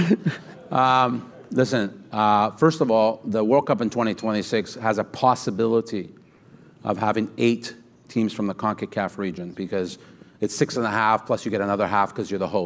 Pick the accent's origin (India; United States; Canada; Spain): Canada; Vancouver, British Columbia; I'm from Vancouver